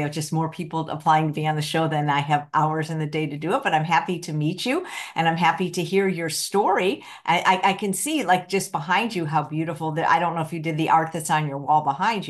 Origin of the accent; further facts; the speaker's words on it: Chicago, Illinois, United States; moved away; also born or lived in Los Angeles; Southside, South Shore.